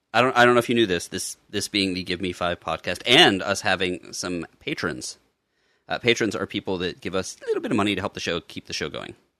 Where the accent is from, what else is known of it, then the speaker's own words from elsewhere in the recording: Pittsburgh, Pennsylvania, United States; I was born in Pittsburgh